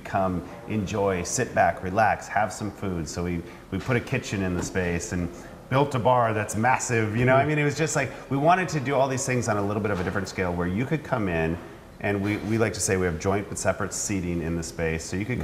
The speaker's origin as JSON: {"language": "English", "area": "Old Mission Peninsula", "region": "Michigan", "country": "United States", "tie": "born or raised there", "said": "we grew up out here on Old Mission Peninsula"}